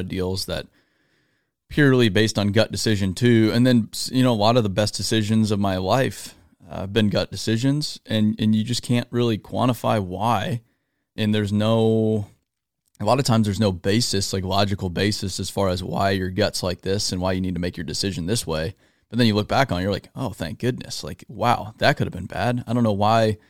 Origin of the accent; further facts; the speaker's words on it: Phoenix, Arizona, United States; I'm from Arizona, and we don't have much of that in Arizona, especially Phoenix, Arizona. So I never grew up around it